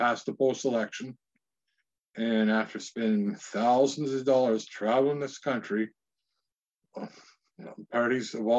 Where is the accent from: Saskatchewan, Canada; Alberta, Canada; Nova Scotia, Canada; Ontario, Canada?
Ontario, Canada; Northwestern; moved away as an adult; now in Ottawa, Canada; I'm from Northwestern Ontario and I live in Ottawa